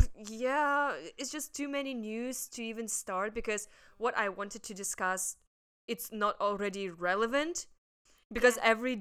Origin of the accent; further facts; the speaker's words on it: Russia; now in Hong Kong; I'm from Russia.